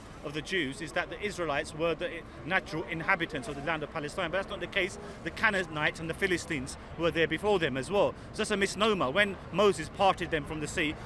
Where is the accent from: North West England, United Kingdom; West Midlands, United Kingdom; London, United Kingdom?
London, United Kingdom; I was born and brought up in London.